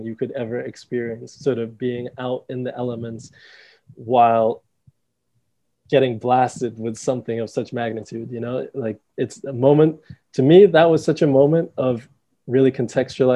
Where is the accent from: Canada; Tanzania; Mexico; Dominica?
Dominica; also born or lived in England / United States; we moved to Dominica when I was 5